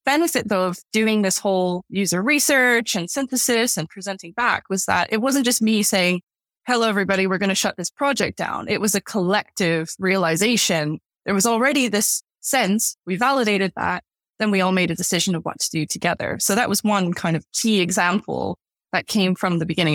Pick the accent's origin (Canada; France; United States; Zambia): Canada; moved away as an adult; now in London, United Kingdom; I was born and raised in Canada